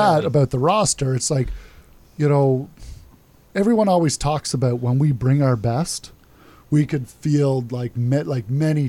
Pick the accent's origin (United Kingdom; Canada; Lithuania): Canada; as a Canadian nation